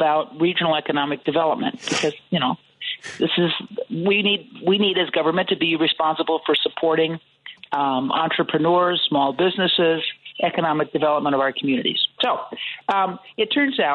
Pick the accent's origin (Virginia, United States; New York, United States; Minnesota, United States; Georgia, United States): Minnesota, United States; St. Paul; now in Cook County, United States; I grew up in St. Paul, Minnesota